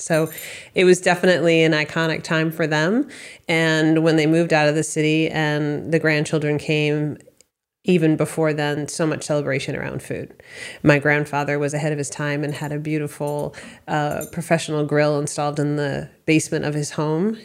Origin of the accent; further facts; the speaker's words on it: Westford, Massachusetts, United States; also born or lived in Boston, Massachusetts / California / Colorado; I grew up in Massachusetts. I was raised in a town called Westford